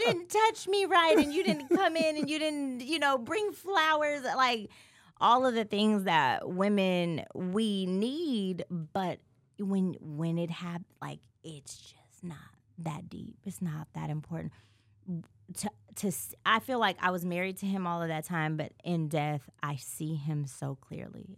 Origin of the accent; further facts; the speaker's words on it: California, United States; moved away; I'm from Cali